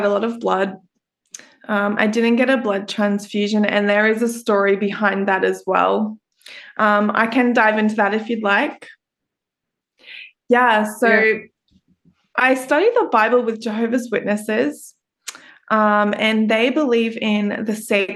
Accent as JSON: {"language": "English", "town": "Brisbane", "region": "Queensland", "country": "Australia", "said": "I'm an Australian podcast host for the … Podcast."}